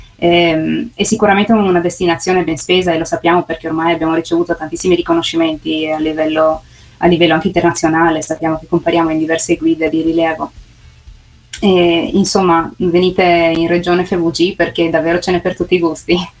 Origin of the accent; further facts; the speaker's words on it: Sistiana, Friuli-Venezia Giulia, Italy; sono nata qui, sono nata a Sistiana